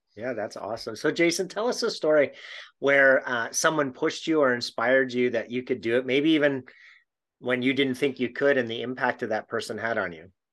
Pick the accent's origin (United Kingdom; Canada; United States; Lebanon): Canada; being a Canadian